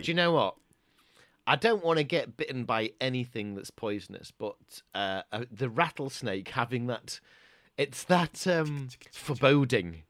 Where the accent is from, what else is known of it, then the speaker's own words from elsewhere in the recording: Doncaster, Yorkshire and the Humber, United Kingdom; growing up in Doncaster